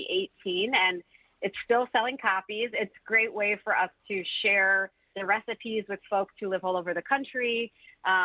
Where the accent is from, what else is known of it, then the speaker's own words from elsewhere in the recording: Milford, Michigan, United States; now in Detroit, United States; I grew up in Milford, you know, where I started baking those pies, and I didn't spend as much time in Detroit as a child